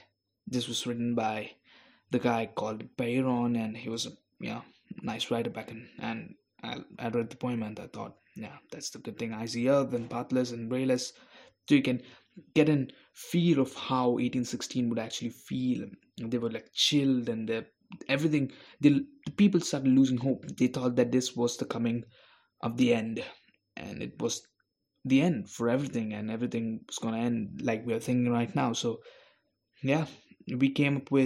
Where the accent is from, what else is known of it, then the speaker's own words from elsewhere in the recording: India; I'm a guy of color. I'm from India